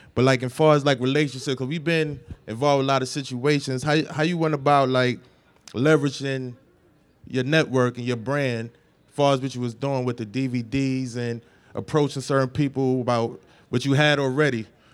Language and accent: English; New York City, New York, United States; I'm from the Bronx.